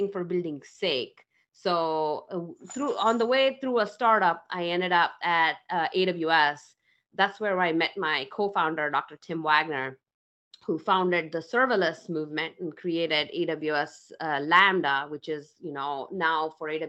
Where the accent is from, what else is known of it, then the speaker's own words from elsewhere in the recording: India; moved away; I grew up in India, in a small town in India